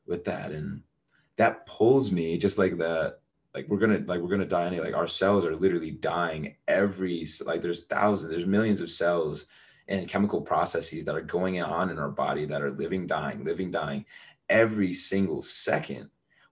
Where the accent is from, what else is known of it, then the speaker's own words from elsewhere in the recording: United States; I was born in the United States